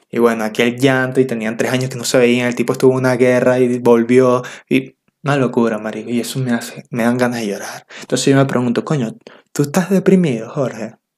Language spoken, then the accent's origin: Spanish; Venezuela; accent: Venezuelan; moved away; Si hablo como todos los otros venezolanos es porque soy venezolano